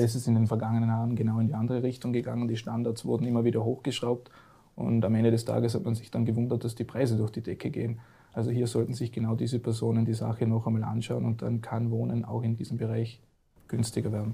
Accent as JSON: {"language": "German", "region": "Vorarlberg", "country": "Austria", "said": "als Vorarlberger"}